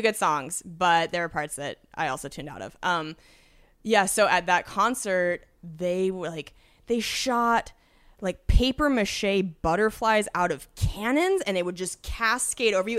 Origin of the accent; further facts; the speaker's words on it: Washington, United States; moved away; I'm from Washington State originally.